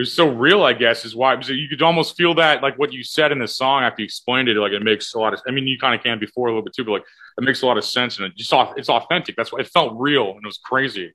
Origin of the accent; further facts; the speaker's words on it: O'Fallon, United States; in O'Fallon, oh where I'm actually from